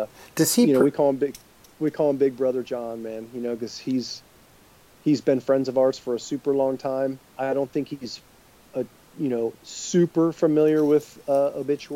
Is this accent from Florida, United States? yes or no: yes; Tampa, Florida, United States; it being right here in Tampa and us being literally teenagers riding bicycles